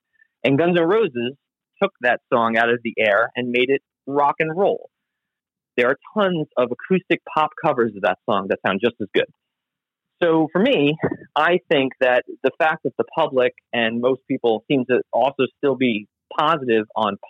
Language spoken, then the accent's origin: English; New York, United States; you know, when I grew up, I grew up on Long Island. So I grew up listening to like WBAB, which plays classic rock.